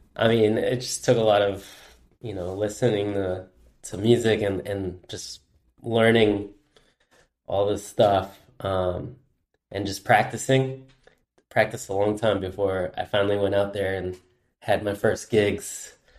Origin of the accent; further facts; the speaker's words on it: Goleta, California, United States; I'm born and raised in Goleta, which is, uh, just a little north of Santa Barbara here in California